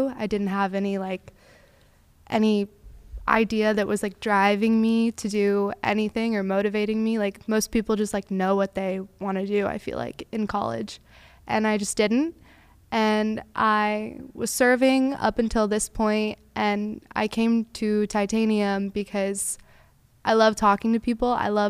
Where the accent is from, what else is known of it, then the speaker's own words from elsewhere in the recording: Tampa, Florida, United States; I'm 22 from Tampa.